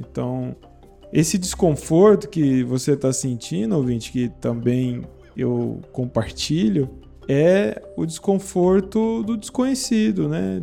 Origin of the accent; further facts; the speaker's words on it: Brazil; eu sou brasileiro